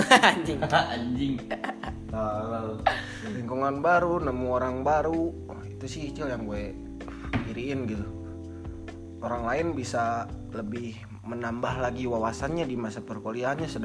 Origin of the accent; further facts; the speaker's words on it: North Sumatra, Indonesia; accent: Batak; Logat batak gue keluarin jangan nih.